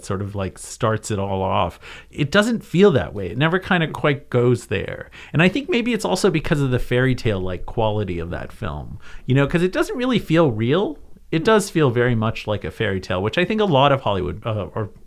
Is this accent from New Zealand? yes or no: no; Canada; I grew up in Canada